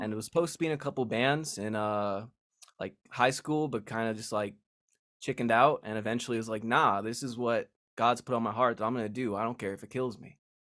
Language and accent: English; Las Vegas, Nevada, United States; I was born and raised in Las Vegas